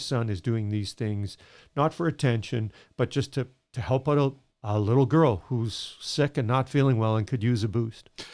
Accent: Edmonton, Alberta, Canada; I grew up in Edmonton

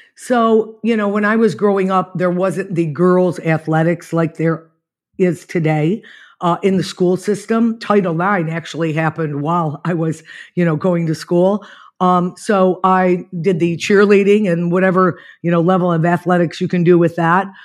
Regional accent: Niagara Falls, New York, United States; moved away as an adult; I was born in Niagara Falls, New York, and I lived there till about twenty-two

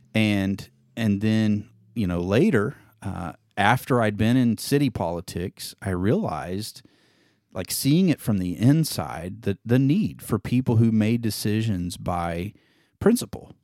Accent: Indiana, United States; moved away as an adult; now in Neosho, United States; I grew up in Indiana, moved to Missouri, straight out of high school to Neosho, Missouri

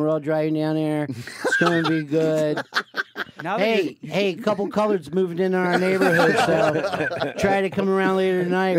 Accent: near the DuPonts, Delaware, United States; I grew up near the DuPonts

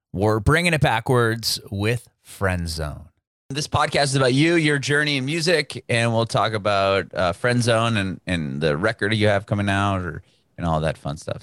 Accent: Southern California, United States; I'm from Southern California

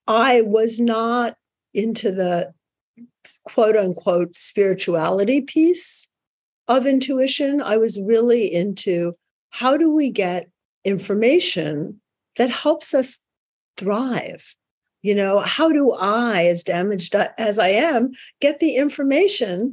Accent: New York, United States; I'm a New Yorker

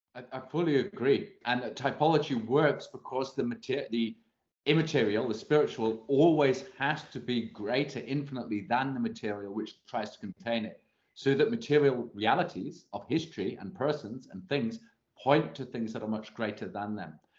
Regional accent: England, United Kingdom; as an Englishman

